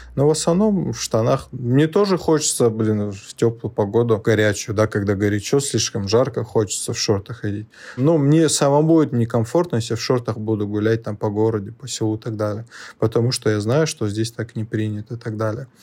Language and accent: Russian; Magaramkent, Dagestan, Russia; also born or lived in Rostov-on-Don; вырос в Дагестане, в селении Магарамкент, это недалеко от границы с Азербайджаном, южнее Дервента.